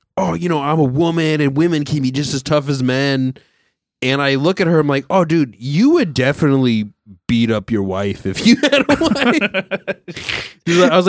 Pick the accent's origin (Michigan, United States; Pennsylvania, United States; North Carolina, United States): Pennsylvania, United States; Philadelphia; I'm from Philadelphia.